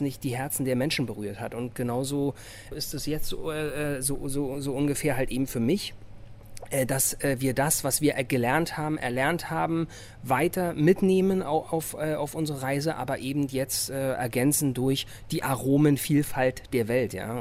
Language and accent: German; Berlin, Germany; ich bin Berliner und ich fühle das auch